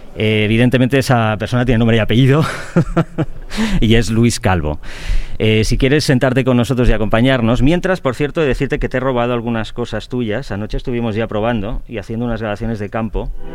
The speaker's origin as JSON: {"language": "Spanish", "region": "Catalonia", "country": "Spain", "said": "soy catalán"}